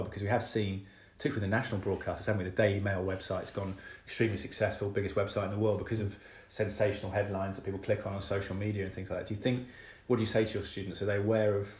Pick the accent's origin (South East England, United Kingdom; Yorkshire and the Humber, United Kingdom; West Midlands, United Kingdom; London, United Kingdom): West Midlands, United Kingdom; Malvern; now in Cheltenham, United Kingdom; I grew up partly in Malvern